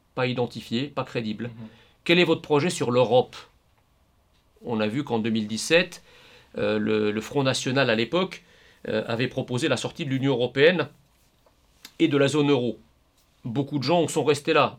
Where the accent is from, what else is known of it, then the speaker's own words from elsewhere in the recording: France; nous voulons continuer de vivre en tant que Français en France.